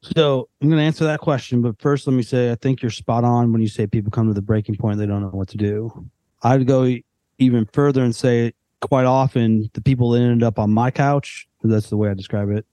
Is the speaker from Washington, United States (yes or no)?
no; Western suburbs, Northern Illinois, United States; moved away as an adult; now in Nashville area, United States; we've both lived in Northern Illinois our entire life, growing up in the Western suburbs.